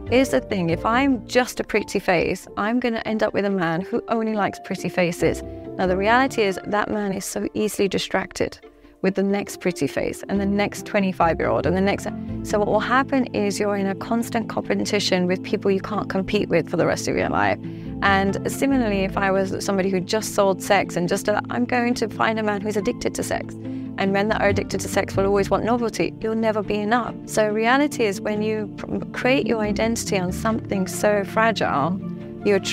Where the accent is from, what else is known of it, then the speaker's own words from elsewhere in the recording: Dubai, United Arab Emirates; now in London, United Kingdom; because I come from Dubai and I live in London